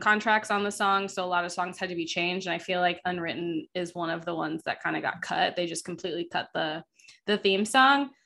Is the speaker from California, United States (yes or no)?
no; Florida, United States; growing up in Florida